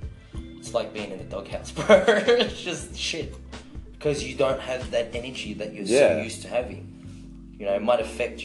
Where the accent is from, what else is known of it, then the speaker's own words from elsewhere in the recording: Philippines; That's how we eat as Filipinos, right?